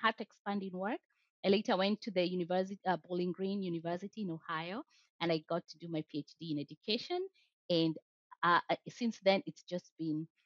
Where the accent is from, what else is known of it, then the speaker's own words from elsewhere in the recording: Kenya; English is a second language; moved away as an adult; now in United States; I never identified myself as a Black woman when I was in Kenya. But then in the US, now it became a thing. Yeah. So now I'm a Black woman. And then there's the layer of I'm not from the US, so I'm an immigrant